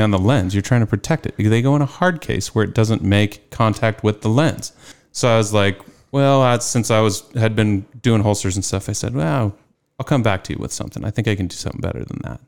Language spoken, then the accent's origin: English; Carson City, Nevada, United States; I was born and raised in Nevada, um, Carson City to be exact